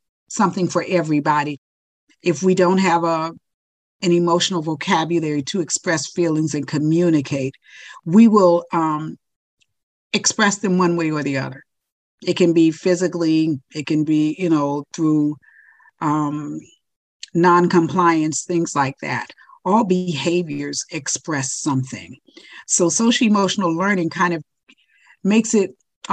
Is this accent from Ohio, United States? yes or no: yes; Ohio, United States; moved away as an adult; now in Florida, United States; I'm originally from Ohio. And I moved to Florida, supposedly for a year. And needless to say, this is my 40th year